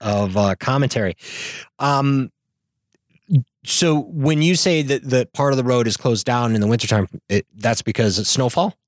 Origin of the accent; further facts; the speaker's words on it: Northern Illinois, United States; moved away as an adult; also born or lived in Chicago; now in Southern California, United States; I'm from teeny tiny town in, in Northern Illinois